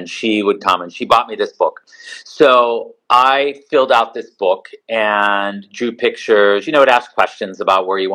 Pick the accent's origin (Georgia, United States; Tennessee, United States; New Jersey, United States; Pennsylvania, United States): Pennsylvania, United States; Pittsburgh; moved away as an adult; also born or lived in New York City; I grew up in Pittsburgh, Pennsylvania